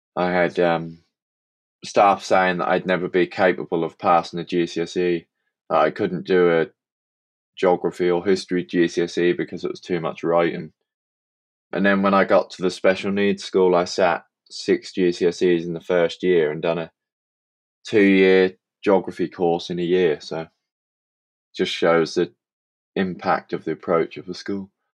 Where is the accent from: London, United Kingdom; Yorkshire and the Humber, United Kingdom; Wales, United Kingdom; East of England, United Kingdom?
East of England, United Kingdom; Suffolk; from Suffolk in England